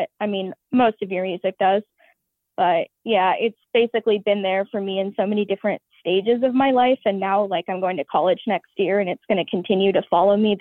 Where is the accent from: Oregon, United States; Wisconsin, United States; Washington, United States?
Oregon, United States; Portland; I'm from Portland, Oregon, and I'm almost 18.